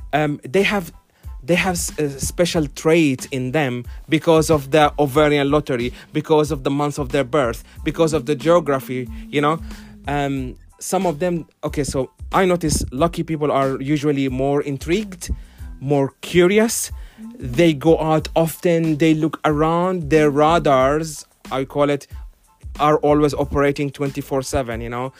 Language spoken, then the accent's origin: English; Finland; now in London, United Kingdom; I'm a Finnish citizen. I'm from Finland. My country is run by a government of ladies